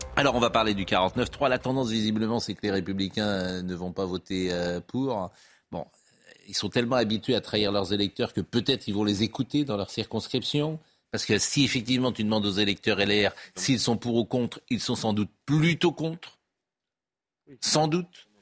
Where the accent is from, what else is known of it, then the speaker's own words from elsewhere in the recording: Var, Provence-Alpes-Côte d'Azur, France; on vient du Var